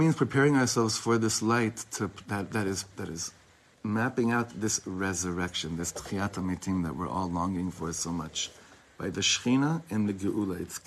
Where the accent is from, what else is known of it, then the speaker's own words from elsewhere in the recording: Ra'anana, Central District, Israel; I grew up in Ra'anana